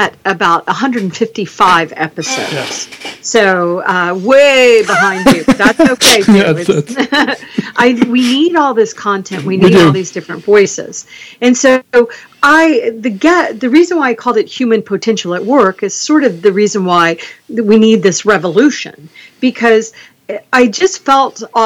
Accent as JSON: {"language": "English", "region": "Florida", "country": "United States", "said": "I'm from the South, the United States, in the South. I'm from Florida"}